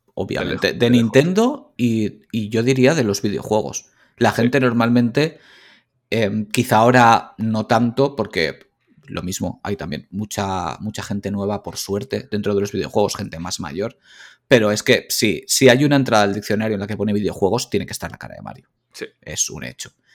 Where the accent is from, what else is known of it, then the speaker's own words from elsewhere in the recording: Valencia, Valencian Community, Spain; yo soy de Valencia